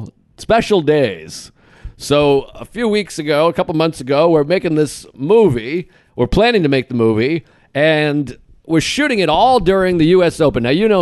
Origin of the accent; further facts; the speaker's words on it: Boston, Massachusetts, United States; I'm from Boston.